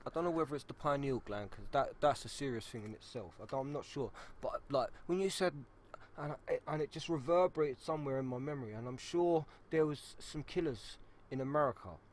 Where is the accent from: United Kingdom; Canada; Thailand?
United Kingdom; London; moved away; I'm from South East London